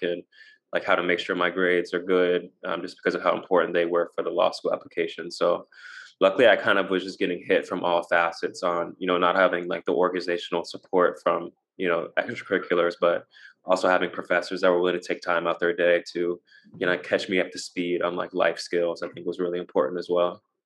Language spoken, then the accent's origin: English; Nashville, Tennessee, United States; moved away as an adult; I grew up in Nashville, um, so it's nice to kind of be back